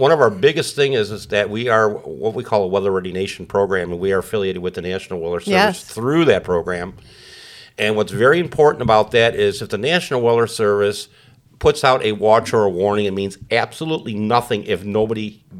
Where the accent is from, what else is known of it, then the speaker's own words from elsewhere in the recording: New Lenox, Illinois, United States; now in Manhattan, Illinois, United States; I grew up in New Lenox.